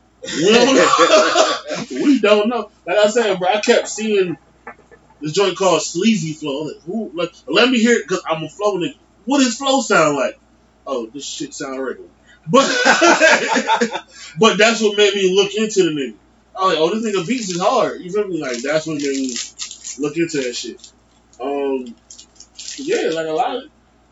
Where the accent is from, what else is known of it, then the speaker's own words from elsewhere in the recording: Philadelphia, Pennsylvania, United States; moved away; I'm from Philly, so I look for Philly shit sometimes.